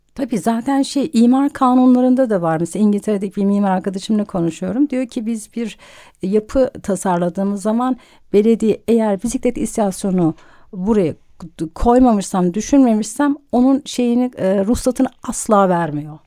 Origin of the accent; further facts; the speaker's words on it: Bursa, Turkey; now in Istanbul, Turkey; çocukluğum Bursa'da geçti.